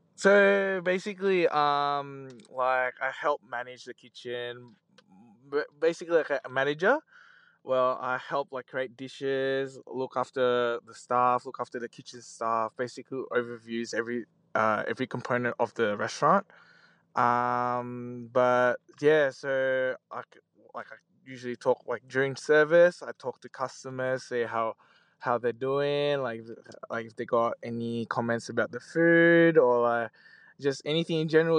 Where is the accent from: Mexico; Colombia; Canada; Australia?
Australia; we just grew up like in Australia since we're young